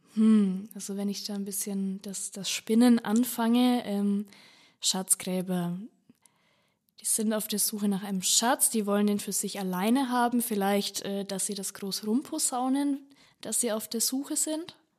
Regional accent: Bad Staffelstein, Bavaria, Germany; bei mir aus der Region rund um äh, Staffelstein

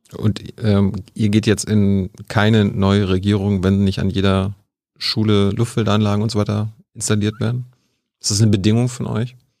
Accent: Mecklenburg-Vorpommern, Germany; ich komme ja aus MacPom

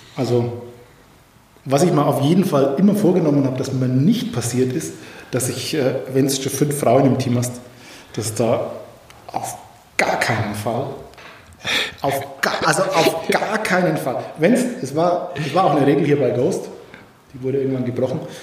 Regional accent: Franconian Switzerland, Bavaria, Germany; ich komme ja so aus der Ecke Fränkische Schweiz

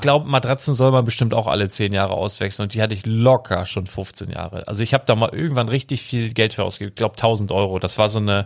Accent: Handorf, Germany; Das ist da, wo ich aufgewachsen bin, von fünf bis 16, 17 so ungefähr

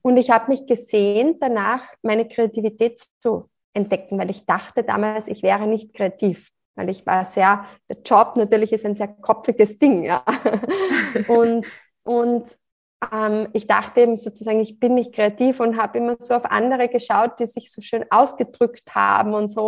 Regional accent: Salzburg, Austria; now in near Graz, Austria; Ich lebe in der Nähe von Graz, komme ursprünglich aus Salzburg

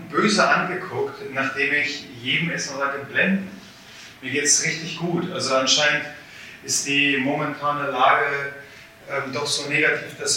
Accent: Poland; ich muss ja ein bisschen meckern, äh, was äh, meine, meine Heimat angeht. Ähm, wir haben leider in Polen einen, einen großen Neidfaktor

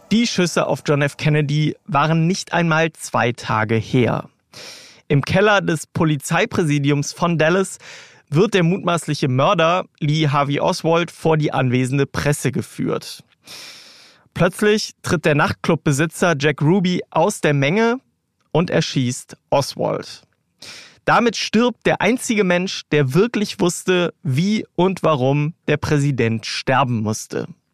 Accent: Germany; hier bei uns in Deutschland

